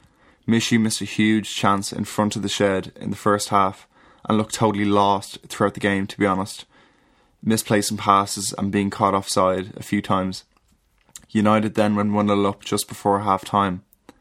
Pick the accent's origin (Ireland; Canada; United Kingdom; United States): Ireland; Dublin, Leinster; I'm 21 and from Dublin.